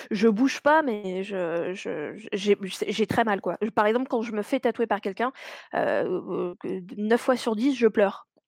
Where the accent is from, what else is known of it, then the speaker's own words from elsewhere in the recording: Paris, Île-de-France, France; moved away as an adult; now in Rouen, France; Je suis euh, une vraie Parisienne, hein. je suis née à Paris.